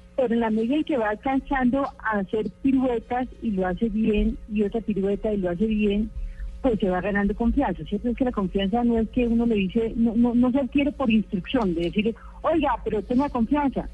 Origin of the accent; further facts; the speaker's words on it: Colombia; nosotros tenemos o hemos o habíamos tenido colombianos